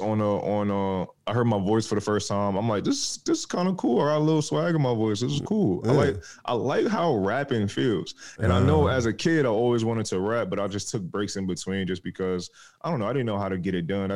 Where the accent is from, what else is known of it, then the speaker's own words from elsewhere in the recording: New York, United States; I'm from New York. Born and raised. Family's from Jamaica though, but I'm born and raised in New York